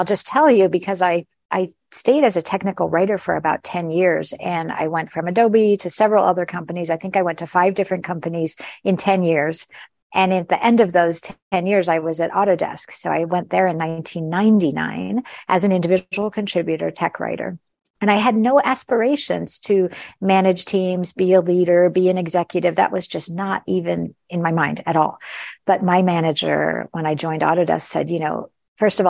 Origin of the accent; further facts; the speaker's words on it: United States; suddenly being an American manager, managing people in Europe and Asia